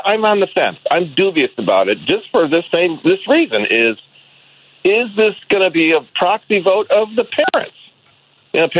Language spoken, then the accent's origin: English; Michigan, United States; I came of age three times in Michigan